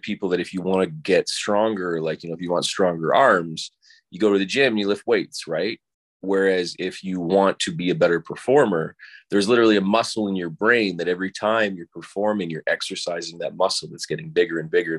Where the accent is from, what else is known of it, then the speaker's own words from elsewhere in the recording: Oakville, Ontario, Canada; also born or lived in Toronto / Los Angeles; I'm from Oakville. I grew up here, which is where I am right now